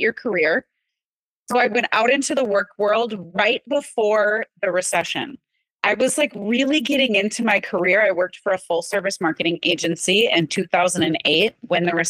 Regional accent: Wisconsin, United States; growing up in Wisconsin

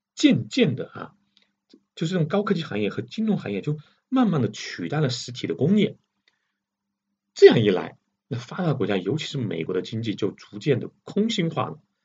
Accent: China; 我们中国人

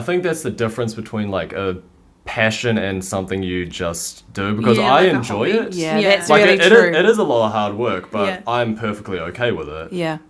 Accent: Christchurch, Canterbury, New Zealand; Yeah, I was born in Christchurch, always lived in Christchurch.

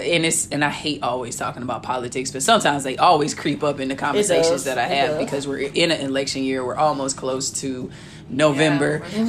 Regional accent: St. Louis, Missouri, United States; accent: STL; now in Kansas City, United States; I'm really putting the extra STL on my accent today. I got to represent.

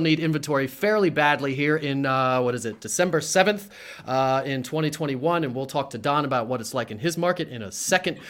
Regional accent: Harrisburg, Pennsylvania, United States; also born or lived in Mechanicsburg, Pennsylvania / Williamsport, Pennsylvania; I grew up on the Hill, as we call it, in Harrisburg, Pennsylvania.

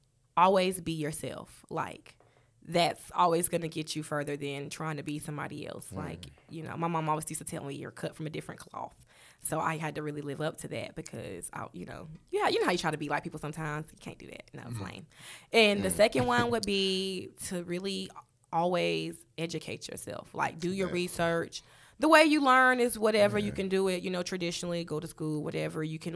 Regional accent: Charlotte, North Carolina, United States; Okay, so I'm real West Side. I'm gonna tell y'all all of the. Because I'm really from Charlotte. I started out at Bruns Avenue Elementary.

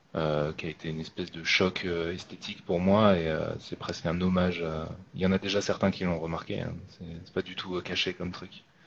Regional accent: France; j'habite en France et que je suis français

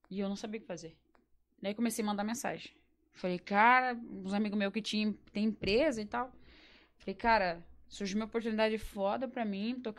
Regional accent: Campo Largo, Paraná, Brazil; Eu sou de Campo Largo, capaz!

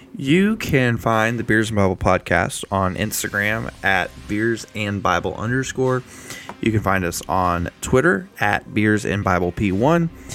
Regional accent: United States; I love the country I live in. I love being an American

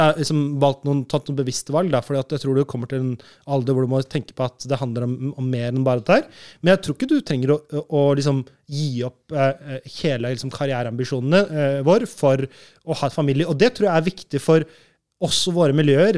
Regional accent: Norway; moved away as an adult; also born or lived in Malaysia / Brazil; Jeg er født og oppvokst i Norge

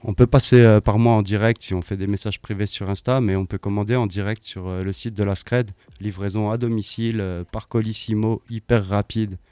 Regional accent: Strasbourg, Grand Est, France; also born or lived in London; je suis strasbourgeois

